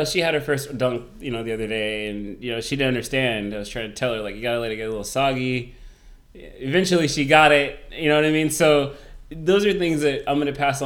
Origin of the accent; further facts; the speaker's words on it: California, United States; now in New York City, United States; Growing up in California, a lot of fast food restaurants were around